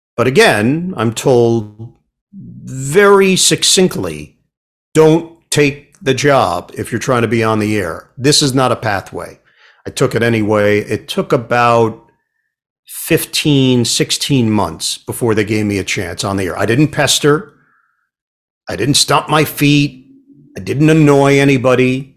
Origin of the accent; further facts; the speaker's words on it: New York City, New York, United States; I'm from Queens.